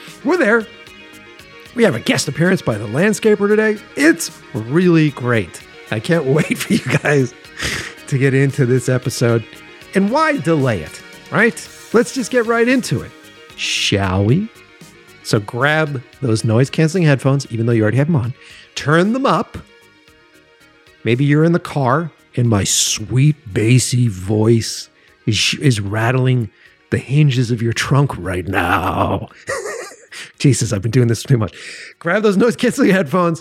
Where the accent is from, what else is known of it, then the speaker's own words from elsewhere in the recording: Boston, Massachusetts, United States; moved away as an adult; now in Los Angeles, United States; I'm from Boston, so I moved out here to Los Angeles a few years ago